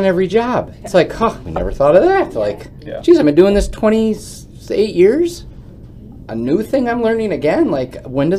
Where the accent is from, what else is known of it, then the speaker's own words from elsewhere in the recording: Grafton, Wisconsin, United States; I'm some plowboy from Grafton